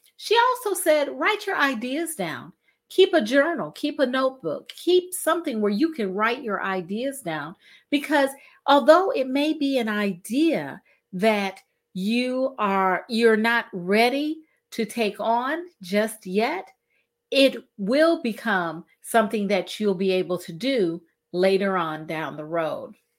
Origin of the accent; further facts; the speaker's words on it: Cleveland, Ohio, United States; We're both from Cleveland, Ohio